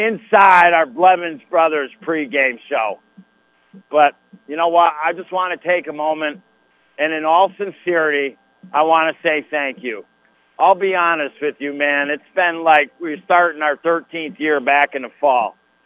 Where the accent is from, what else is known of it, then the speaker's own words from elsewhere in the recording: Madrid, New York, United States; I'll never forget growing up in Madrid